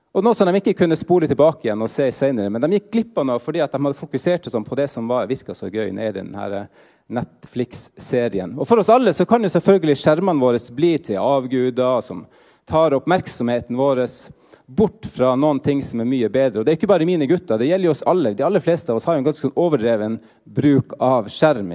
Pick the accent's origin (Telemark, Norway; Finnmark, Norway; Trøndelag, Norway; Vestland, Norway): Finnmark, Norway; moved away as an adult; now in Trondheim, Norway; jeg er finnmarking i utgangspunktet